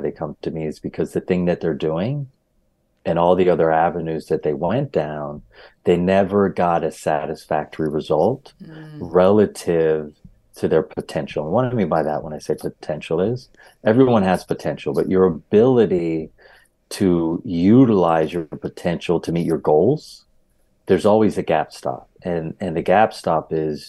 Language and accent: English; Hershey, Pennsylvania, United States; also born or lived in Philadelphia, Pennsylvania; I am from Pennsylvania, born in Philadelphia, raised in Hershey